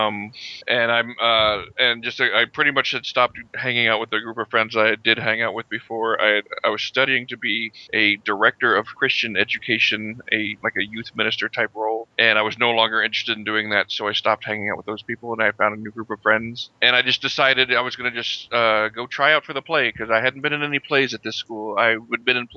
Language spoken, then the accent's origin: English; Houston, Texas, United States; also born or lived in St. Louis, Missouri; I was born in St. Louis, but my family moved from there before I even remember anything about it. I was 4 years old when we moved to Houston